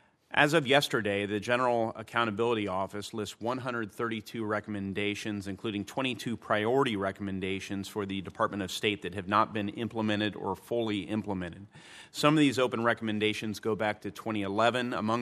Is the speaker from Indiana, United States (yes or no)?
yes; Indiana, United States; This includes the Oren family from my home state of Indiana.